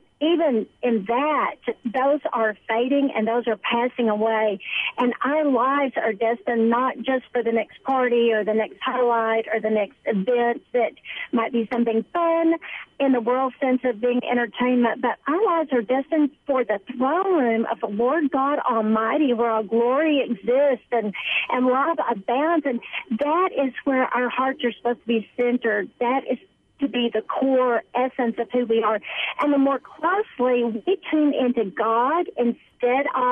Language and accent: English; Kerrville, Texas, United States; I am from Kerrville, Texas, which is near San Antonio